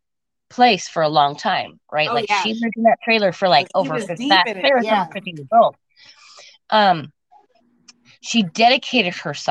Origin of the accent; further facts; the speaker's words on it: Utah, United States; I grew up out there, and I was born in Kaiser